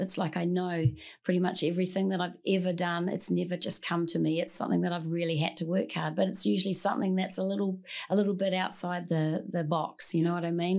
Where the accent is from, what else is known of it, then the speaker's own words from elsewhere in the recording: New Zealand; moved away; I'm originally from New Zealand, born and, born and raised